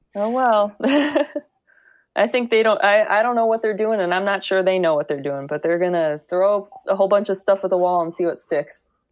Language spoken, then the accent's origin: English; Grand Island, New York, United States; moved away; I am from Grand Island, New York